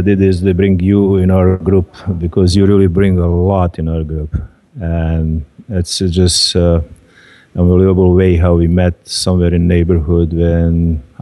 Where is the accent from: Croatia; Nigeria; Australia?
Croatia; moved away; also born or lived in Lika; I'm Serb from Croatia